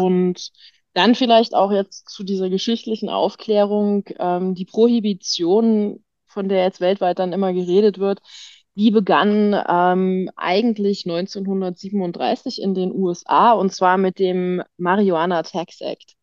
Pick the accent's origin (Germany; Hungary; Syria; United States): Germany; moved away; also born or lived in Tyrol, Austria; bin gebürtig Deutsche